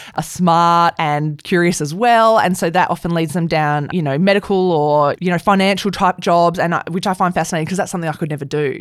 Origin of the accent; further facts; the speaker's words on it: Perth, Western Australia, Australia; I grew up in Perth